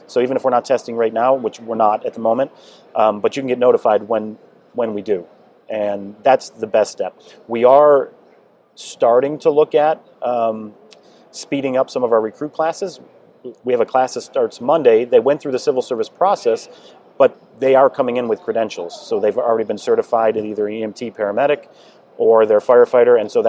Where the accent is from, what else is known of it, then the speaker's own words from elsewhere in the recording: Buffalo, New York, United States; now in Columbus, United States; Like I said, I came from Buffalo, New York and took the test.